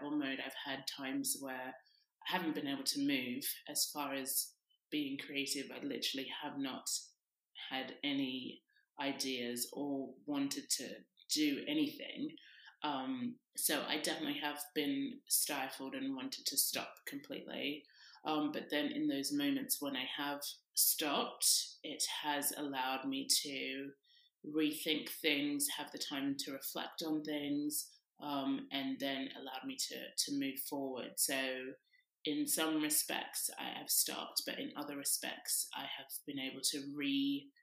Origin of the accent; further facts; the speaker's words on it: Sydney, New South Wales, Australia; now in London, United Kingdom; I grew up in Sydney, Australia, and now I live in London